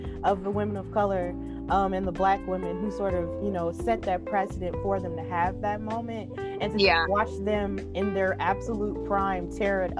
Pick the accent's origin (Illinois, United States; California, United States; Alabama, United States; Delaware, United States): Alabama, United States; Birmingham; I'm from Birmingham.